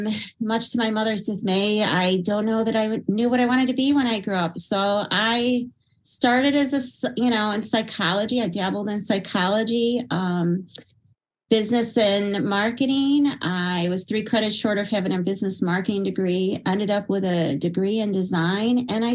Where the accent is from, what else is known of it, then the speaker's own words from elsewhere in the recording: upstate New York, United States; now in Pennsylvania, United States; I hail from upstate New York